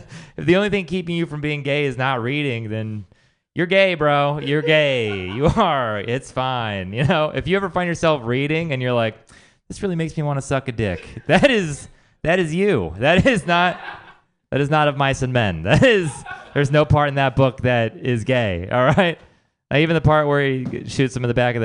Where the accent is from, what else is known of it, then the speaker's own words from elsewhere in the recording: Texas, United States; I'm also from Texas